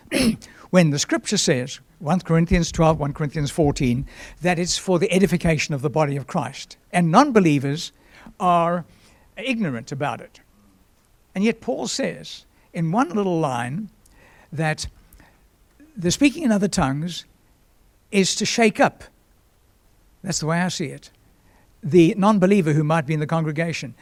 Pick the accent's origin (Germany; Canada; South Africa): South Africa; Durban, KwaZulu-Natal; moved away; also born or lived in Johannesburg; my hometown, Durban south coast of Natal